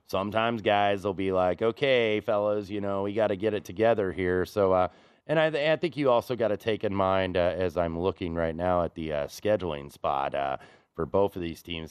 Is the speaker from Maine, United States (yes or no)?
no; Indianapolis, Indiana, United States; born or raised there